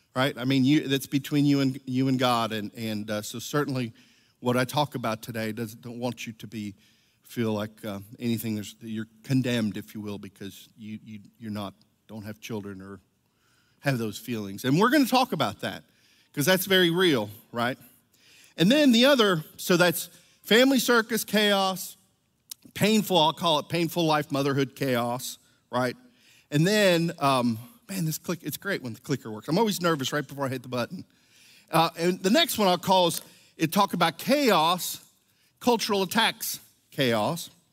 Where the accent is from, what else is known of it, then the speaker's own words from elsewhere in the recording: Venezuela; moved away; I was from Venezuela, I was actually baptized as a Catholic